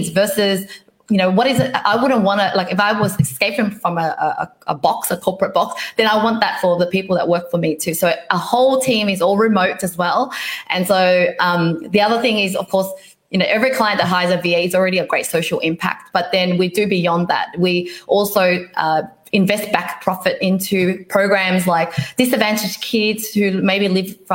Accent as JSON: {"language": "English", "country": "Vietnam", "tie": "born or raised there", "moved": "yes", "said": "I was born in Vietnam"}